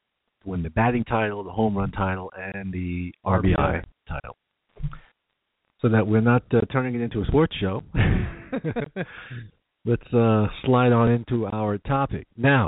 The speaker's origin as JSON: {"language": "English", "region": "New York", "country": "United States", "tie": "born or raised there", "said": "Growing up in New York and in the late 70s"}